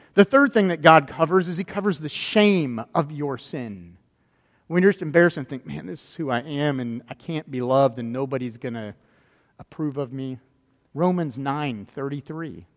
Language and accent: English; Florida, United States; growing up in Florida, I've been to Disney World a lot of times